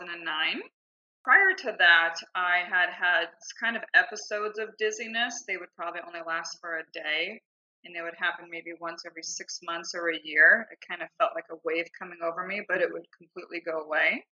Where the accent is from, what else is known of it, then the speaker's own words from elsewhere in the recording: Southern California, United States; moved away as an adult; now in Scottsdale, Arizona, United States; I grew up in Southern California and then I moved here in 2008